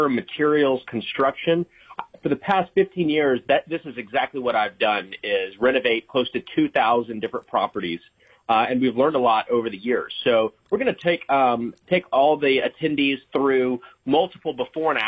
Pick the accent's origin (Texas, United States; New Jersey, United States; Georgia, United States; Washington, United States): Georgia, United States; Atlanta; I'm from Atlanta